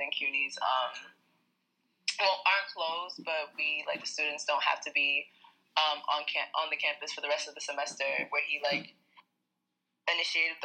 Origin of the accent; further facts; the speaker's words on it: New York City, New York, United States; I'm from Brooklyn, New York